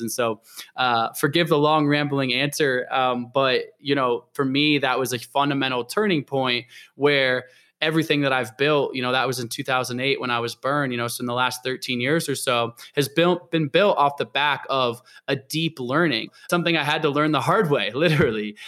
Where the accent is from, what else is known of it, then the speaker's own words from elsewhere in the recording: Portland, Oregon, United States; also born or lived in Olympia, Washington; I was born in Olympia, might be about moved to Portland, Oregon, and that's really where I grew up